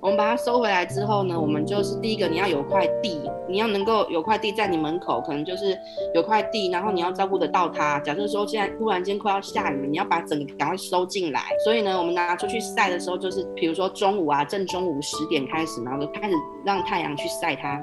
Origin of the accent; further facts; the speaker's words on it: Taipei, Taiwan; now in southern Taiwan; 我就台北人嘛，过来南部之后啊